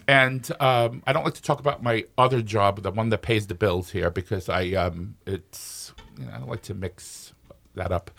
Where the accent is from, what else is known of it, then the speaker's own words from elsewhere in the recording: New York City, New York, United States; moved away as an adult; now in Minnesota, United States; I was born in Brooklyn, New York, in the sixties